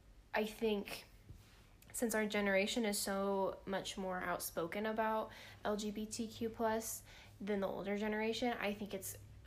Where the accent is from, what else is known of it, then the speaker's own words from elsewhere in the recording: Missouri, United States; We're from Missouri